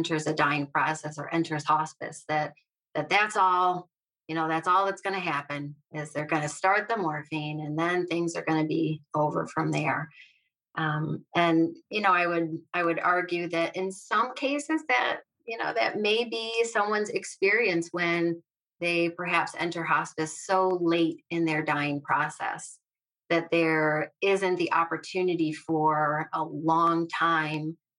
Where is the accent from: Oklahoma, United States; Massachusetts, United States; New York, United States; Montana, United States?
New York, United States; central; I grew up in central New York. I have lived here my whole life